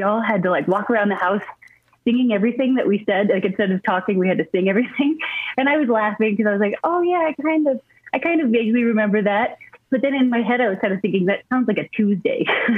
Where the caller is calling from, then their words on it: Montana, United States; From my home in Montana.